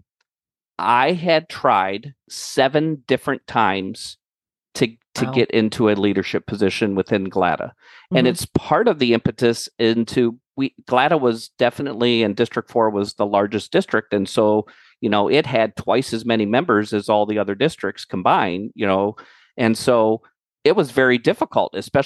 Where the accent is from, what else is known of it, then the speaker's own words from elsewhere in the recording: Cleveland, Ohio, United States; I'm from Cleveland